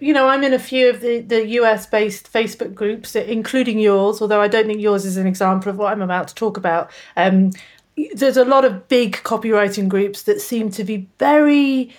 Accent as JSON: {"language": "English", "country": "United Kingdom", "also_born_or_lived": "England", "moved": "as an adult", "lives_now": "Australia", "said": "I'm actually British, although I live in Australia."}